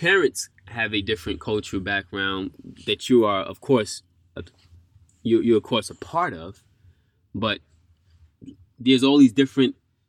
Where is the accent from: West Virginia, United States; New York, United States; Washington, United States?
New York, United States; moved away as an adult; now in Japan; I grew up in New York